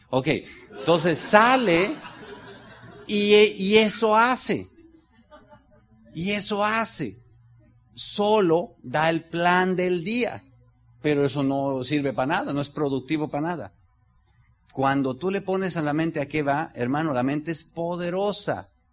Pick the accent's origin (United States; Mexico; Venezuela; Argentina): Mexico; como mexicano